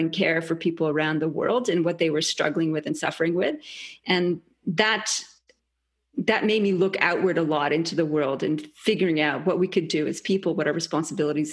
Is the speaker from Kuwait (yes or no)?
no; Canada; moved away as an adult; also born or lived in England; now in Australia; So I'm Canadian originally. I was actually born in England and then moved to Canada. I've been in Australia since 96